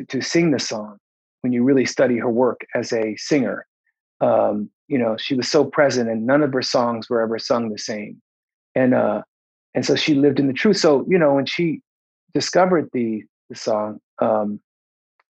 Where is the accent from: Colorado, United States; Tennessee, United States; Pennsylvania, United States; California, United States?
Pennsylvania, United States; Philadelphia; I'm from West Philly